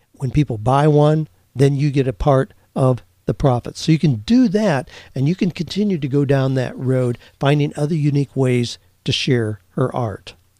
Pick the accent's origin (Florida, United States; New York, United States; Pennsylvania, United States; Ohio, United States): Ohio, United States; Mount Gilead; moved away; where I grew up in Mount Gilead, Ohio